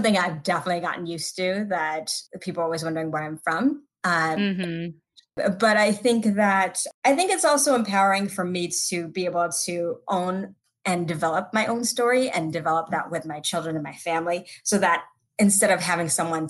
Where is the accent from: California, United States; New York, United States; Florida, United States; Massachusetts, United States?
California, United States; Los Angeles; first language Tagalog; moved away as an adult; also born or lived in West Covina, California / Walnut, California; now in Chicago, United States; And I was born and raised in Los Angeles. No, you know, then it's, well, my parents were born in the Philippines, so I am, you know, my ethnicity is Filipino American